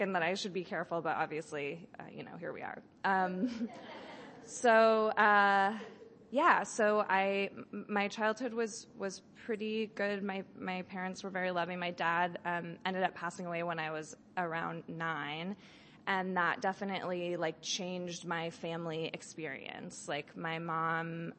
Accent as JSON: {"language": "English", "town": "Berkeley", "region": "California", "country": "United States", "tie": "born or raised there", "said": "I grew up in Berkeley"}